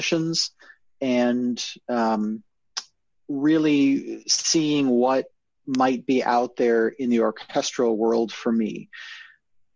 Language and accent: English; Naperville, Illinois, United States; I grew up in Naperville, Illinois